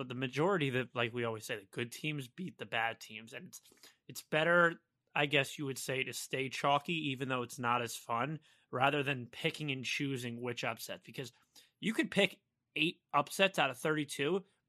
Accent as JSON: {"language": "English", "region": "New Jersey", "country": "United States", "said": "I'm from South Jersey."}